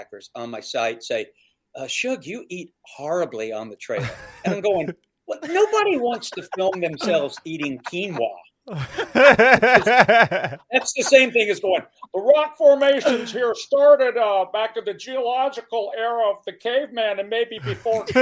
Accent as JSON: {"language": "English", "region": "the South", "country": "United States", "tie": "born or raised there", "moved": "yes", "lives_now": "Minnesota, United States", "said": "I grew up in the South"}